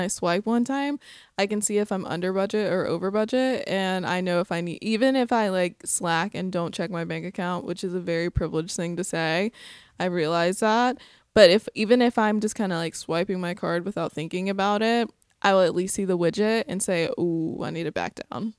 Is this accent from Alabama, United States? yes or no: yes; Sylacauga, Alabama, United States; moved away; my hometown of Sylacauga